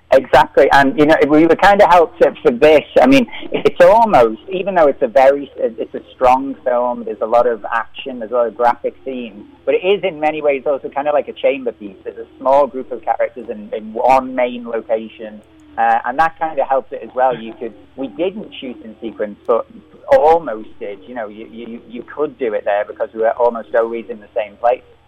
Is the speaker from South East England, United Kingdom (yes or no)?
no; Liverpool, North West England, United Kingdom; I'm from Liverpool